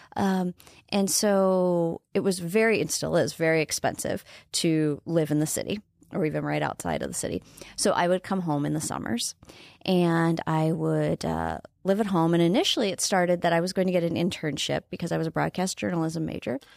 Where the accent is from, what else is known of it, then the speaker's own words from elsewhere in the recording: Wayne, Nebraska, United States; now in South Dakota, United States; I grew up in Wayne, Nebraska